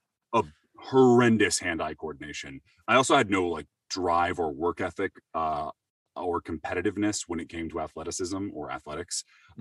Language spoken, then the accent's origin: English; Seattle, Washington, United States; I'm from Seattle originally. Um, uh, born and raised there